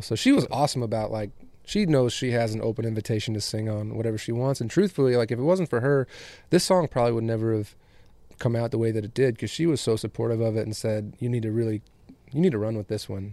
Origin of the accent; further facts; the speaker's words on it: West Michigan, United States; moved away; also born or lived in Chicago, Illinois; I was born in Chicago and grew up in West Michigan